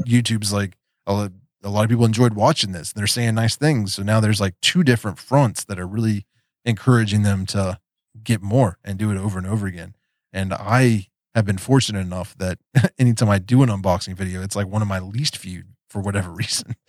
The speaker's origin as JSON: {"language": "English", "region": "West Virginia", "country": "United States", "tie": "born or raised there", "also_born_or_lived": "Daytona Beach, Florida", "accent": "Appalachian", "said": "I grew up in West Virginia. There's there's that Appalachian accent"}